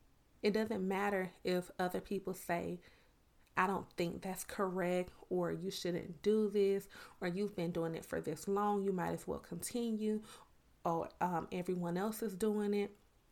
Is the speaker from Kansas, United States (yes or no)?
no; Miami, Florida, United States; now in Georgia, United States; it's so funny because I'm originally from Miami, Florida. When I would go home to my family in Miami, it's like, you talk country. But when I would come back to Georgia, it's like, you talk a little different.